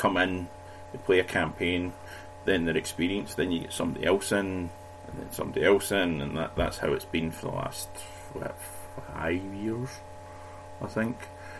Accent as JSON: {"language": "English", "town": "Cumbernauld", "region": "Scotland", "country": "United Kingdom", "said": "I come originally from Cumber Auld"}